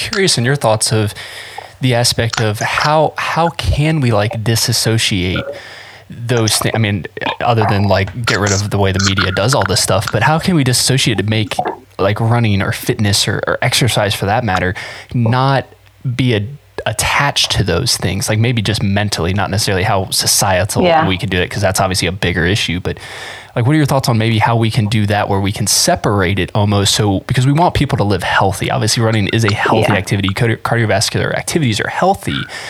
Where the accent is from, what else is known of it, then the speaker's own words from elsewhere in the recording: Florida, United States; now in Ohio, United States; And just basically cause I moved to Ohio from South Florida, and I needed something to like, I needed a reason to be outside.